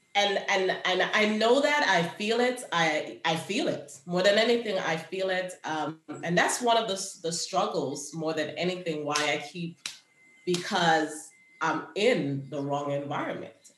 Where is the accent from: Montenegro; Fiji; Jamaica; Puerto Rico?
Jamaica; Kingston; now in United States; I grew up in Jamaica where we had a bush for everything.